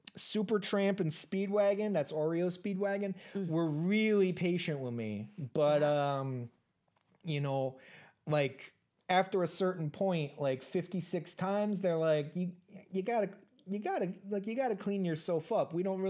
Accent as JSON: {"language": "English", "country": "United States", "accent": "Minnesota accent", "said": "I'm kind of an army brat, which is why my accent kind of goes back and forth between like a Minnesota accent and then like a really bad Chicago accent."}